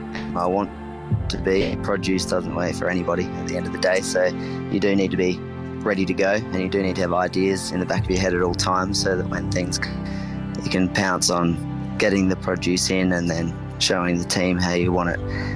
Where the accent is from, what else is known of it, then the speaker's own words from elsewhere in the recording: South Australia, Australia; I think growing up in the Adelaide Hills, in a single mum and my brother, it was definitely about, using what you have and what you can get, what you're surrounded by.